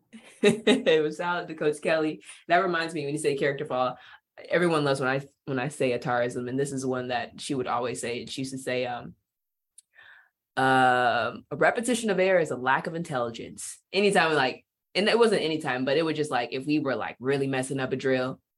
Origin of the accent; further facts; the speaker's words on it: Bakersfield, California, United States; moved away as an adult; also born or lived in Hungary / Turkey; now in Arizona, United States; I'm from Bakersfield, California